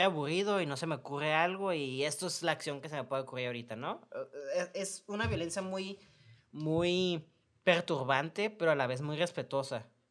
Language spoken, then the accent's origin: Spanish; Mexico; somos mexicanos